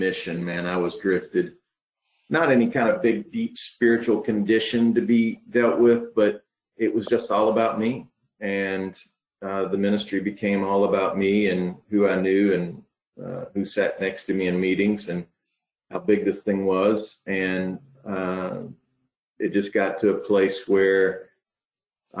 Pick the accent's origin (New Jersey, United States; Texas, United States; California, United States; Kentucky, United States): Kentucky, United States; Louisville; now in Lexington, United States; I came from Louisville, a little place in Louisville called Pleasure Ridge Park